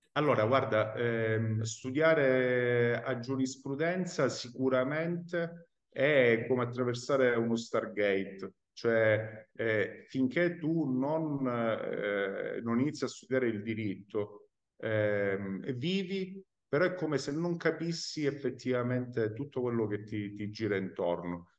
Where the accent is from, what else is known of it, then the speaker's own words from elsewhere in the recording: Calabria, Italy; moved away as an adult; now in Palermo, Italy; io sono calabrese, lo ripeto, immigrato al sud a Palermo